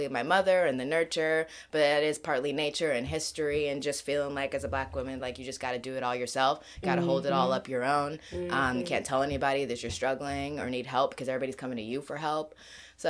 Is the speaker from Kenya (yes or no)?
yes; Kenya; moved away; I'm also from Kenya